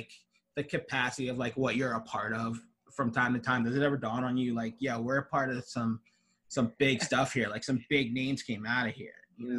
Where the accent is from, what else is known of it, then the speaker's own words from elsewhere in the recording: New Jersey, United States; moved away as an adult; also born or lived in South Philadelphia; now in Philadelphia, United States; I was born and raised in Jersey, but I live in South Philly now.